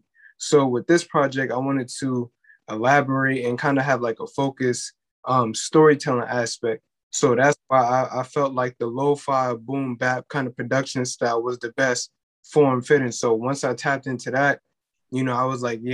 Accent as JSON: {"language": "English", "town": "New York City", "region": "New York", "country": "United States", "said": "I'm from Crown Heights."}